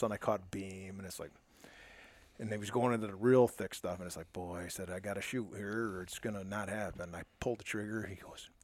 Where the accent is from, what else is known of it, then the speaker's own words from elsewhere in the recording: Forest Park, United States; I was born and raised right in Forest Park